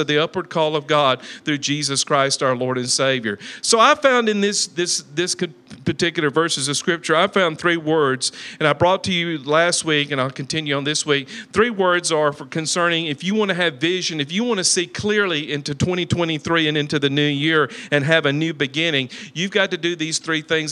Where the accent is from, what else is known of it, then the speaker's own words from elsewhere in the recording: Talladega, Alabama, United States; moved away; also born or lived in Sylacauga, Alabama; I'm from Talladega, Alabama